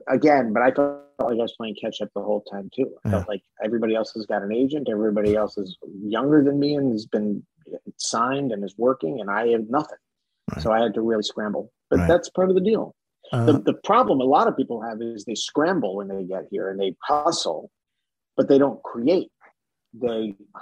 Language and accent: English; Washington, District of Columbia, United States; moved away as an adult; also born or lived in New York; I grew up in the Washington, D.C. area